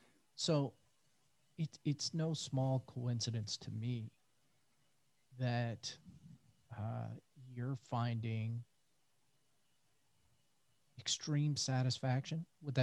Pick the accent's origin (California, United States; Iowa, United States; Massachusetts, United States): Iowa, United States; Central; I grew up in Central Iowa, surrounded by hogs, cattle, corn, beans.